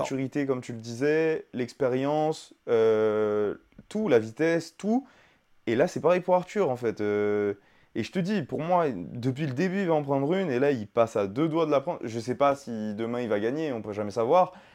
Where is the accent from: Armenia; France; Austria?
France; on est français